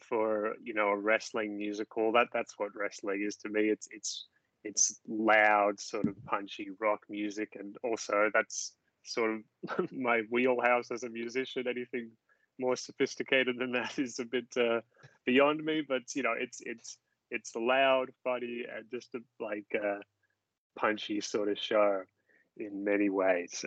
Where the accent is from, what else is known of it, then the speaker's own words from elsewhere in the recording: Sydney, New South Wales, Australia; I was not born in Dubbo. I was born in Sydney